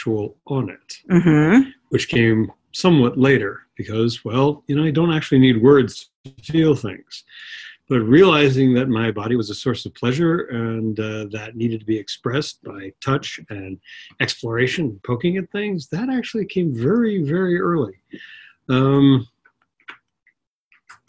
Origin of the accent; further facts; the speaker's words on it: Long Island, New York, United States; also born or lived in Manhattan, New York / The Bronx, New York; Well, I grew up on Long Island, which is just outside New York. I was born in Manhattan. First 4 years in the Bronx